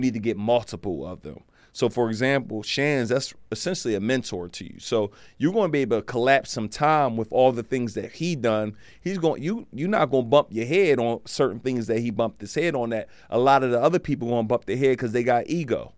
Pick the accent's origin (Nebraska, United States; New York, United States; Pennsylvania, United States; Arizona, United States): Pennsylvania, United States; Philadelphia; I'm from Philly